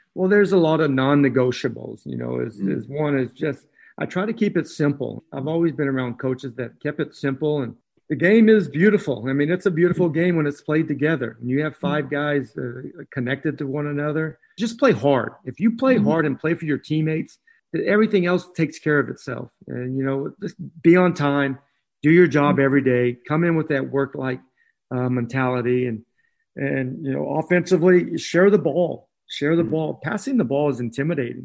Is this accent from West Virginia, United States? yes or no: no; Northern California, United States; I grew up in Northern California